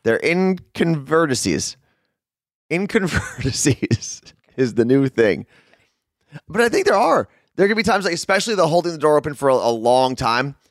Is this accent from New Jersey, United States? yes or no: yes; Ridgewood, New Jersey, United States; also born or lived in Clifton, New Jersey / Jerusalem (family ancestry); we moved from Clifton to this house in Ridgewood